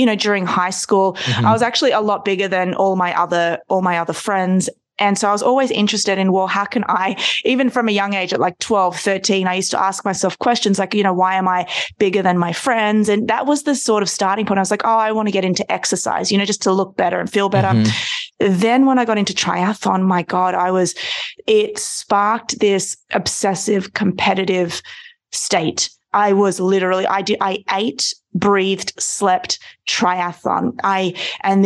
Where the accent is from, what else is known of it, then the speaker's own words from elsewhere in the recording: Australia; growing up in Australia, we are all forced to be swimmers.